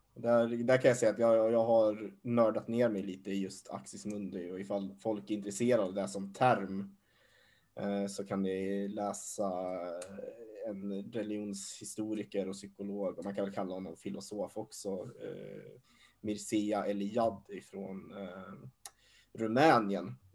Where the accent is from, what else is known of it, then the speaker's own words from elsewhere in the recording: Hassela, Gävleborg County, Sweden; jag är ju uppvuxen i Hassela. Det är en liten, liten by längst norrut i Hälsingland